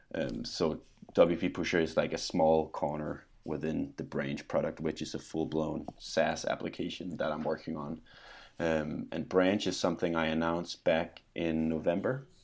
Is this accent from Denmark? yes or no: yes; Denmark; now in Scotland, United Kingdom; I'm from Denmark, but I live in Scotland